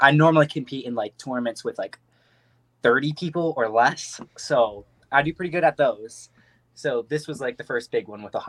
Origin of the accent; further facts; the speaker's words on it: Waterford Township, Michigan, United States; So I'm from Waterford Township in Michigan. It's a smaller township, a little bit north west of Detroit. I'm 18 years old.